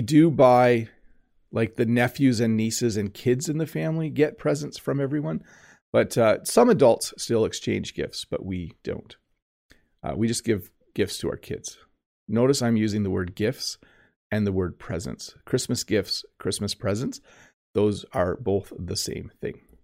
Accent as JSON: {"language": "English", "country": "Canada", "said": "English speakers in Canada, we know the word Noel"}